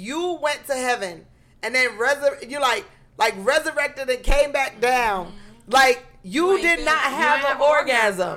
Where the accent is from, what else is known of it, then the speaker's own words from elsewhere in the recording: New York City, New York, United States; I'm from the Bronx